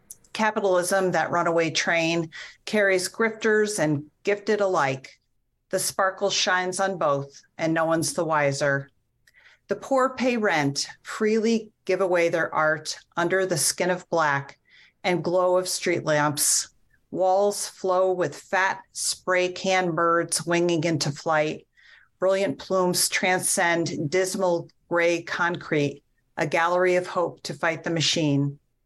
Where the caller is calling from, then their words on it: Lyman, Maine, United States; I live in Lyman, Maine, which is in southern Maine.